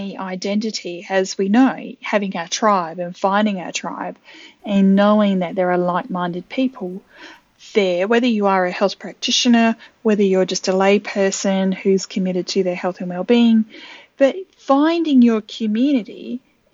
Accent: Adelaide, South Australia, Australia; I actually typed in my hometown, Adelaide in South Australia

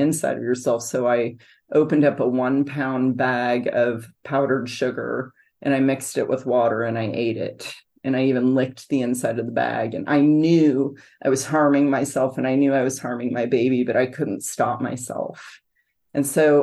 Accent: San Francisco, California, United States; now in Grand Island, United States; I was raised in San Francisco, California

